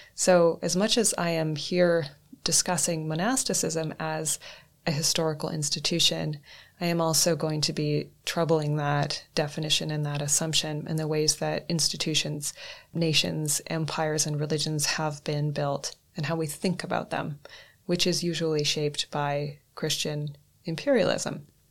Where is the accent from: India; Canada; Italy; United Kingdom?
Canada; northwestern Canada; now in Reykjavik, Iceland; I am a Canadian born human of European descent who grew up in northwestern Canada.